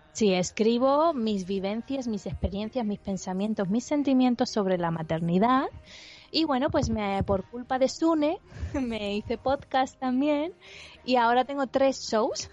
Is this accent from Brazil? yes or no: no; Andalusia, Spain; yo soy andaluza y mi marido es vasco.